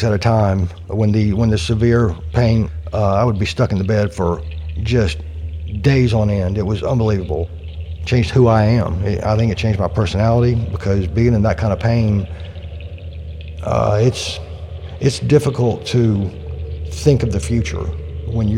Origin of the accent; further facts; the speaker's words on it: Warner Robins, Georgia, United States; Warner Robins, Georgia. I literally was born and raised here